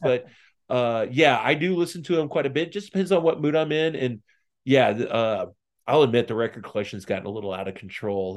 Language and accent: English; just outside of Saint Louis, Southern Illinois, United States; now in Lebanon, Tennessee, United States; I grew up in Southern Illinois, just outside of Saint Louis